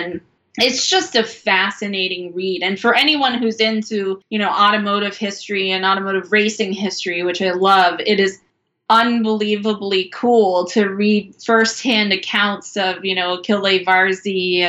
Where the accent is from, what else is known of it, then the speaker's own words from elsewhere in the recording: Eastern Kansas, United States; moved away as an adult; also born or lived in Chicago; growing up in Eastern Kansas, living in Chicago